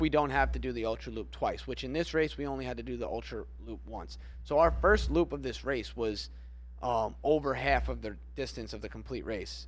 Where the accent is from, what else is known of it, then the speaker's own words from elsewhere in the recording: Florida, United States; we're from Florida